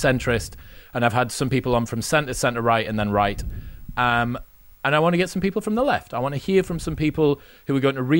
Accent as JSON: {"language": "English", "town": "Newcastle upon Tyne", "region": "North East England", "country": "United Kingdom", "said": "Because I'm from Newcastle, well, I'm from the north of England"}